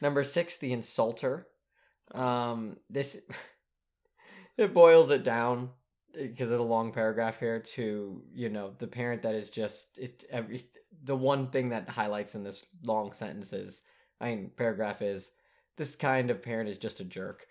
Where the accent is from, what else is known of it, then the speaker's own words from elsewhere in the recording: United States; we're American